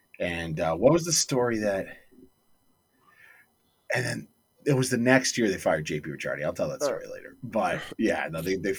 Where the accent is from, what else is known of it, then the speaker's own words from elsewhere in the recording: Hamilton, Ontario, Canada; I'm from Hamilton.